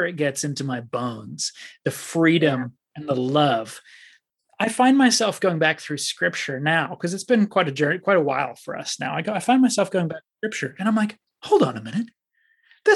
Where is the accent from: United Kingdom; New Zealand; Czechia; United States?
New Zealand; growing up in New Zealand